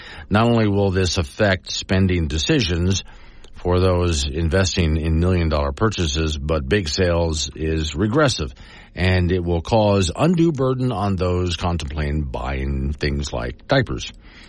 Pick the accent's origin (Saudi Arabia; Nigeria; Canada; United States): United States; Florida; now in Wyoming, United States; growing up in Florida, we have so many tourists in Florida